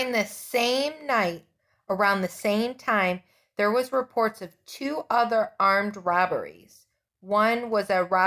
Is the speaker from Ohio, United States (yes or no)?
yes; Ohio, United States; I'm from Ohio.